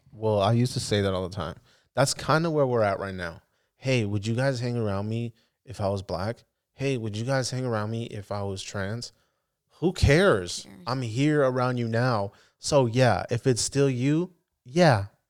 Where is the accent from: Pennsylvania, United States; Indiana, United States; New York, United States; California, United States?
California, United States; the Bay Area; I'm from the Bay